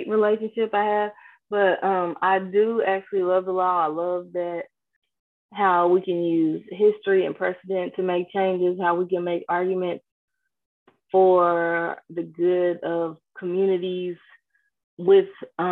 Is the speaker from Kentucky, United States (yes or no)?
yes; New Zion, Kentucky, United States; I grew up in a small community in Kentucky called New Zion.